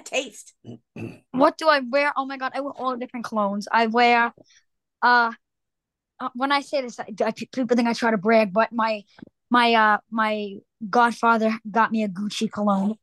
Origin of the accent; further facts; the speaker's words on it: Long Island, New York, United States; New Yorker. I'm from Long Island